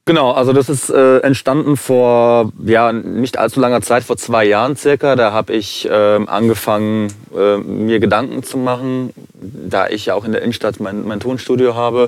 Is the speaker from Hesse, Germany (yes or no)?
yes; Frankfurt, Hesse, Germany; Also ich bin äh, gebürtiger Frankfurter, komme familiär aus Kroatien.